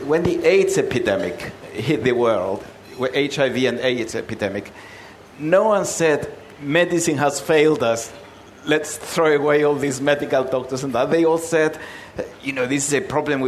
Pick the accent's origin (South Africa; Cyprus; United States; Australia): Cyprus; Nicosia; moved away as an adult; now in London, United Kingdom; I came from Cyprus to do a quick degree and go back and work in my father's shop in Nicosia